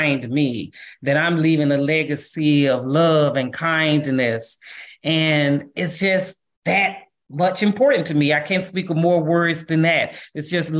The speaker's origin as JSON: {"language": "English", "town": "St. Louis", "region": "Missouri", "country": "United States", "said": "I'm from St. Louis"}